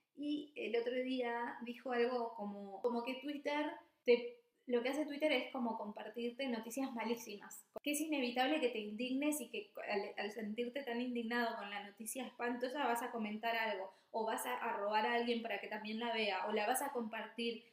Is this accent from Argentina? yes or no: yes; Misiones, Argentina; moved away as an adult; also born or lived in Buenos Aires; now in Copenhagen, Denmark; soy de Argentina, de Misiones, upa, eh, viví varios, varios casi 10 años en Capital y después, por, no sé, me agarró como una especie de ola muy grande que me trajo a Dinamarca